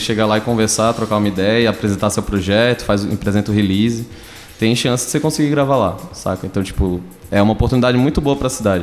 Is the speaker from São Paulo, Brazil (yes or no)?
no; Recife, Pernambuco, Brazil; moved away as an adult; now in Tatuí, Brazil; E eu sou de Recife. Eu vim aqui pra Tatuí pra fazer FATEC